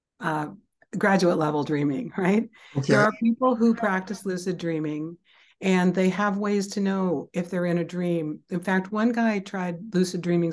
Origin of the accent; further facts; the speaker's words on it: Seattle, Washington, United States; I grew up in Seattle, Washington